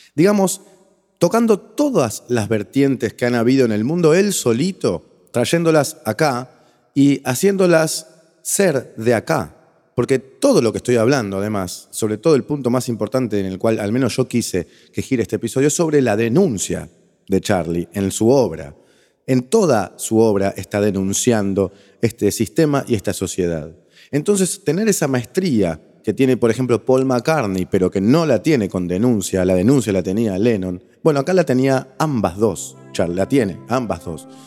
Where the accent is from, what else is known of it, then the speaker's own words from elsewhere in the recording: Argentina; nosotros los argentinos